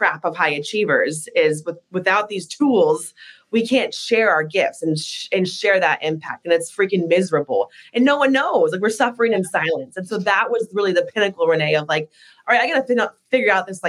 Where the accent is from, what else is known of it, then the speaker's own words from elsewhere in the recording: Alaska, United States; I grew up in Alaska, born and raised